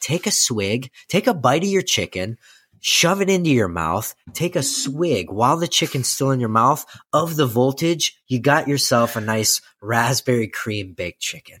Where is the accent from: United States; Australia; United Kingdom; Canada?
United States; Midwest; we are from the Midwest